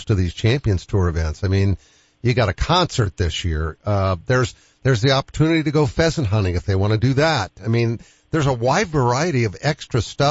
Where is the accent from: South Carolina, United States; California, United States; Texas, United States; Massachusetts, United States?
Massachusetts, United States; Boston; moved away; also born or lived in Midwest; I'm a Bostonian